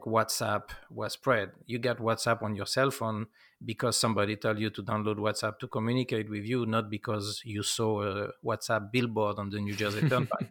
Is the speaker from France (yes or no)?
yes; France; moved away as an adult; now in United States; I come from France, uh, for the summer, June twenty-first, nineteen ninety-four, and decide to stay.